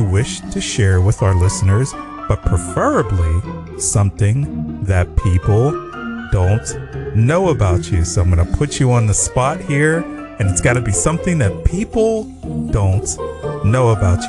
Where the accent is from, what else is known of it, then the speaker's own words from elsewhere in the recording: Pittsburgh, Pennsylvania, United States; moved away; I'm from the East Coast, you know, from Pittsburgh.